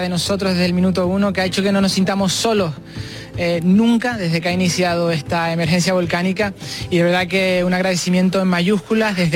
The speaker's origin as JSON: {"language": "Spanish", "area": "La Palma", "region": "Canary Islands", "country": "Spain", "said": "en La Palma eh, muy orgullosos de ser españoles"}